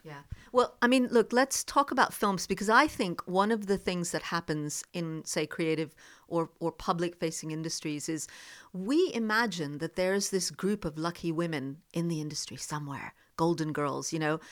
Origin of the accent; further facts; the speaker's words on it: the Deep South of America, United States; moved away as an adult; also born or lived in Jammu, India / India; now in United Kingdom; I also grew up in the deep south of America